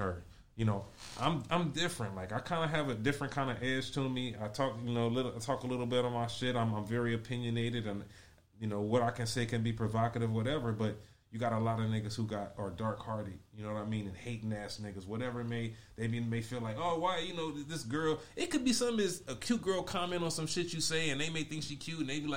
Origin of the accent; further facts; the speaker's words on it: Compton, California, United States; I grew up in Compton as an only child